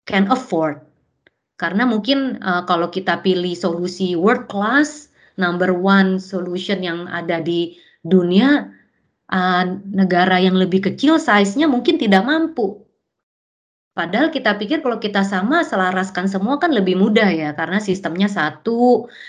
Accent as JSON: {"language": "Indonesian", "country": "Indonesia", "said": "saya datangnya dari Indonesia"}